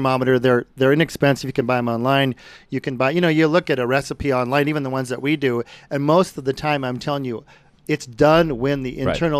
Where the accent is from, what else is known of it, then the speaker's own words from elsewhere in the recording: Brighton, Colorado, United States; That was the biggest group we ever did on the farm I grew up in Brighton.